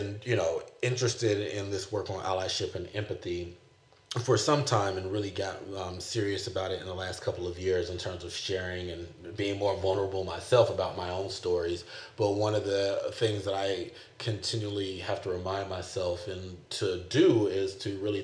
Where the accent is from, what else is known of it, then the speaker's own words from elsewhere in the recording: the South, United States; now in California, United States; my context growing up in the South.